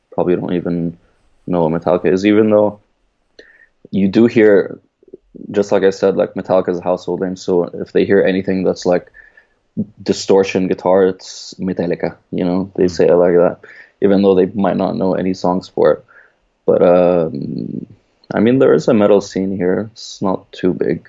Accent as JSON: {"language": "English", "country": "Egypt", "said": "I'm from Egypt"}